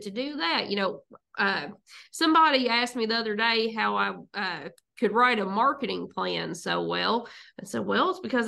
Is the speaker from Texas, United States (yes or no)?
no; Hustonville, Kentucky, United States; also born or lived in Boyle County, Kentucky; I grew up there in Lincoln County. They're in the Houstonville community